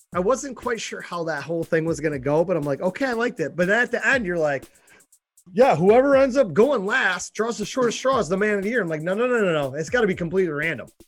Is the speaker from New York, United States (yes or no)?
yes; Buffalo, New York, United States; we're from Buffalo